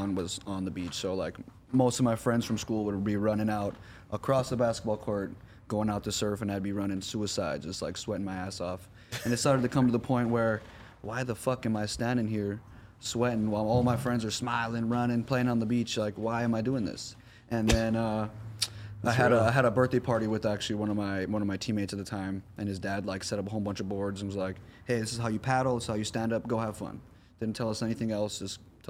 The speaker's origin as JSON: {"language": "English", "region": "Hawaii", "country": "United States", "moved": "as an adult", "lives_now": "California, United States", "said": "I'm from Hawaii. I'm 22 years old. I just moved here for film school"}